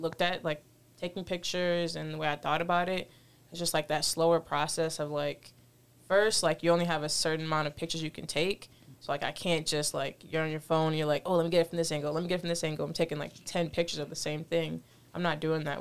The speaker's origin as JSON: {"language": "English", "town": "Rochester", "region": "New York", "country": "United States", "tie": "born or raised there", "said": "born and raised in Rochester"}